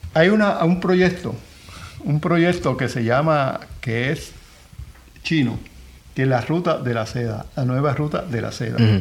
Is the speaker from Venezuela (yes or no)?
no; Puerto Rico; Yo soy nacionalista, yo soy puertorriqueño. Esta es mi nación